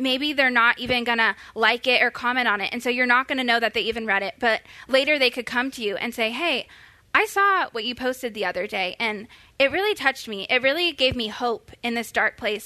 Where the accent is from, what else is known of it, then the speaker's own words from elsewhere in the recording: Florida, United States; now in Texas, United States; I am from Florida